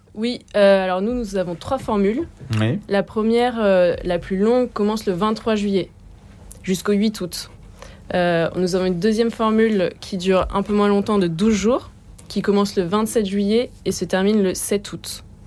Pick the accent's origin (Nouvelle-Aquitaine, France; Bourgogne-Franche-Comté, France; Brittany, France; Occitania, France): Nouvelle-Aquitaine, France; Bordeaux; moved away; also born or lived in Paris; j'ai grandi à Bordeaux